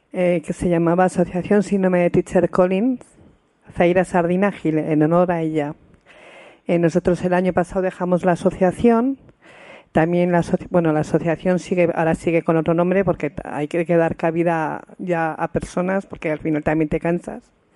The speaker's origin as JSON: {"language": "Spanish", "town": "Pamplona", "region": "Navarre", "country": "Spain", "said": "somos de Pamplona"}